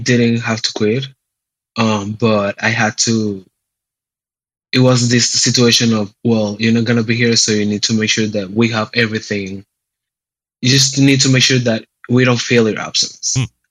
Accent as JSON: {"language": "English", "town": "San Juan", "country": "Puerto Rico", "tie": "born or raised there", "moved": "as an adult", "lives_now": "Cleveland, United States", "said": "I was born and raised in San Juan, Puerto Rico, and I've been in Cleveland, a Cleveland resident for the last four years of my life"}